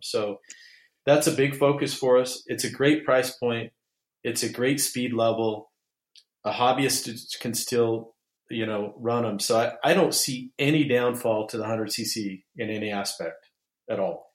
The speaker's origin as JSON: {"language": "English", "region": "Utah", "country": "United States", "tie": "born or raised there", "said": "my hometown, Utah"}